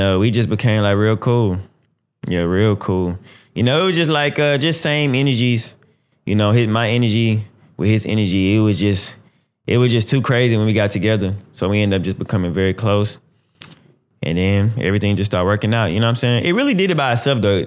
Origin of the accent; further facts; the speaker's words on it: Houston, Texas, United States; I'm from Houston. You know what I'm saying? I'm from Texas, Houston, Texas